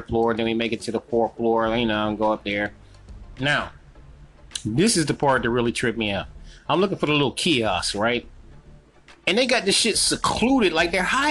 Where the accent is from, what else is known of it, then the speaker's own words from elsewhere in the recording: North Carolina, United States; I'm from North Carolina